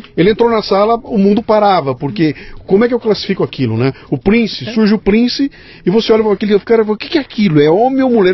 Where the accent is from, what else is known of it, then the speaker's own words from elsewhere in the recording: Bauru, São Paulo, Brazil; lá em Bauru, inclusive minha terra